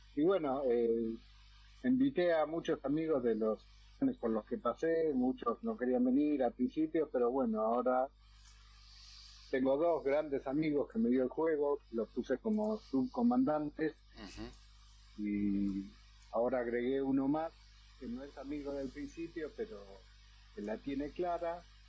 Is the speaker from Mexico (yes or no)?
no; Argentina; la mayoría somos argentinos